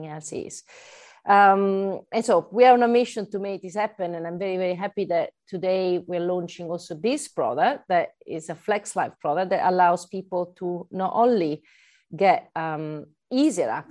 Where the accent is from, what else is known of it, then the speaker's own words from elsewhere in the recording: Italy; accent: Italian; English is a second language; now in United Kingdom; I'm Italian, so I'm not from UK, right, by my accent.